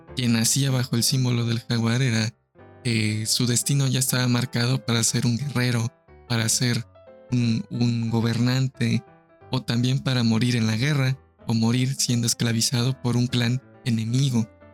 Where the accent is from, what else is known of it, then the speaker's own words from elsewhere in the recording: Mexico; nuestro calendario mexica, zapoteco, maya